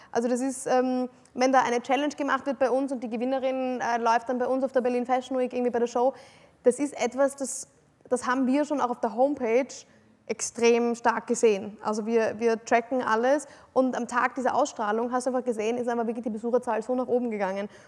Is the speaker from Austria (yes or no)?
yes; Vienna, Austria; also ich bin, ich bin äh, eine, im Herzen eine absolute Wienerin. Also ich, bin, ich liebe die Stadt Wien.